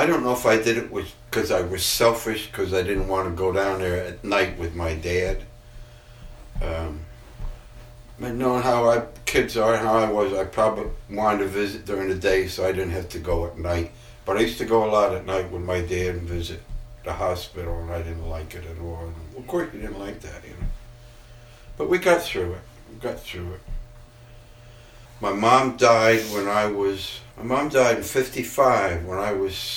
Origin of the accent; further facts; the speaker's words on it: Kingston, New York, United States; also born or lived in Houlton, Maine / Mount Marion, New York; moved to Kingston